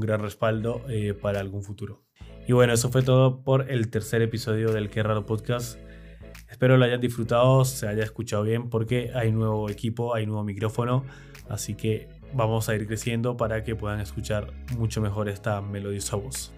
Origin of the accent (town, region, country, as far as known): Argentina